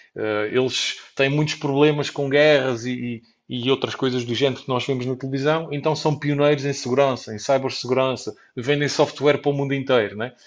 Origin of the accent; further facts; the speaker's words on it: Portugal; eu nasci em Portugal